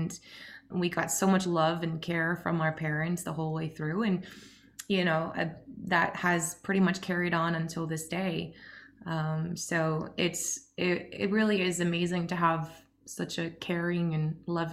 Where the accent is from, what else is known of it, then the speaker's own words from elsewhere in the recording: Oslo, Norway; we grew up just outside Oslo in Norway